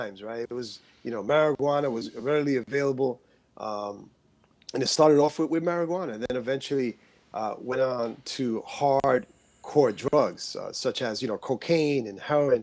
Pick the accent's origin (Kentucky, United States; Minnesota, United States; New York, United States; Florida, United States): New York, United States; New York City; I was born in Queens, New York.